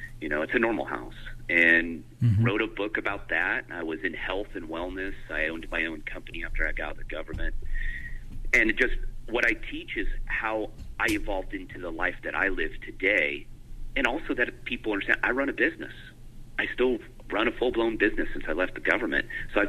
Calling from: Northeast Washington State, United States; I am calling from my house off the grid in Northeast Washington State.

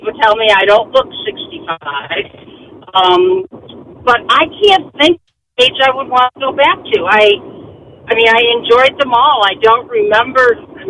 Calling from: Henrietta, New York, United States; I'm in Henrietta right now on my way to downtown to work.

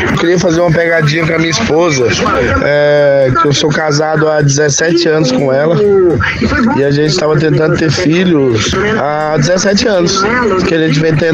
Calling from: Aparecida de Goiânia, Goiás, Brazil; sou aqui de Aparecida de Goiânia.

